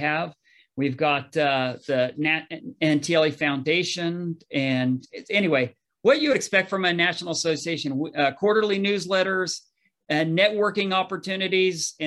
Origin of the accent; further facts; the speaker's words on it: Northern California, United States; also born or lived in Utah; I grew up in Northern California